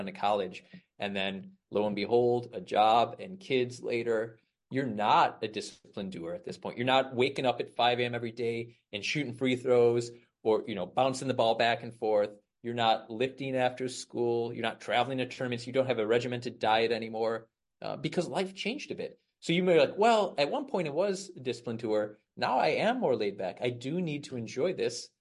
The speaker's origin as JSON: {"language": "English", "town": "Chicago", "region": "Illinois", "country": "United States", "said": "I'm from Chicago, the outside of Chicago here."}